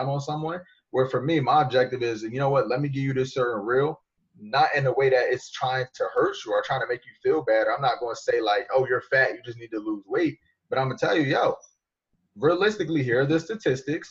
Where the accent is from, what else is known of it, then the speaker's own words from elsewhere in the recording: New Jersey, United States; I'm from Jersey. So whatever stereotype you got about people up north, that's how I am. That's what I fit. That's what I was grown. That's what I grew up around.